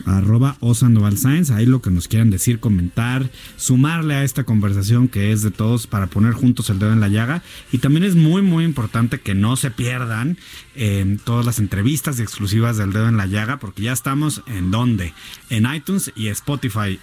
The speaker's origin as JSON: {"language": "Spanish", "country": "Mexico", "said": "todos los mexicanos"}